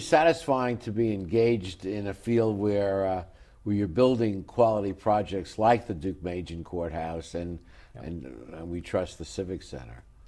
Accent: New York City, New York, United States; growing up in New York City as a kid

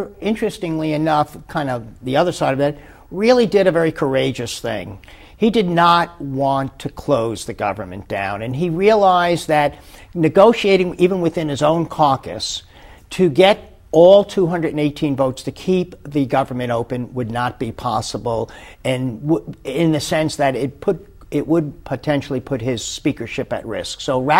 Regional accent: Long Beach, California, United States; And so the fact that, we come from California, and we're also in a wonderful city, Long Beach, which tends to confront problems fairly quickly and move quickly.

